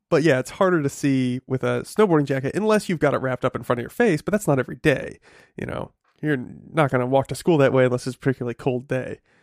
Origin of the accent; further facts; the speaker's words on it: New England, United States; I grew up in New England and, um, uh, you know, it gets quite cold